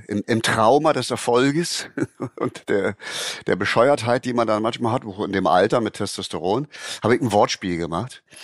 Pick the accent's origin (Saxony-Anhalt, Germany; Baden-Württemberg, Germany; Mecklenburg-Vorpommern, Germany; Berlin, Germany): Berlin, Germany; Als Berliner der im Fernsehen den Suppenkasper gemacht hat